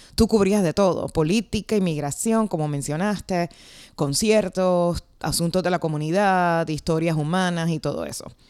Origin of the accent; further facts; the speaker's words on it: Puerto Rico; moved away; la mía también, Puerto Rico